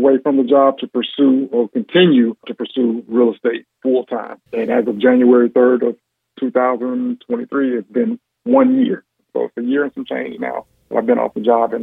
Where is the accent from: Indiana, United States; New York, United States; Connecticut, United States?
Indiana, United States; Gary; also born or lived in West Lafayette, Indiana; Born and raised in Gary, Indiana.